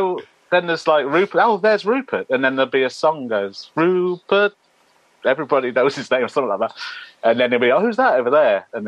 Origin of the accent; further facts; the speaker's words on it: Tamworth, West Midlands, United Kingdom; I'm from Tamworth, just north of Birmingham. Actually, a place called Faisley, which is just outside of Tamworth